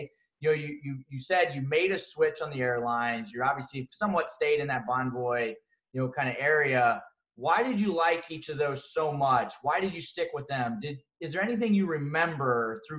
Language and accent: English; Ohio, United States; I'm from Ohio